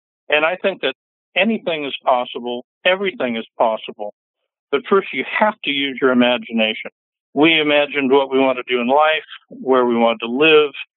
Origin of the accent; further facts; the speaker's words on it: Fresno, California, United States; moved away as an adult; also born or lived in San Francisco, California; now in Santa Cruz, United States; I grew up in Fresno, California